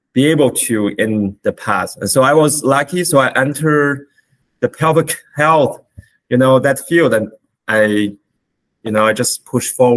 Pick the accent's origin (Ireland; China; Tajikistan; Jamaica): China; moved away as an adult; now in Canada; I was born in China, where I was trained as a physician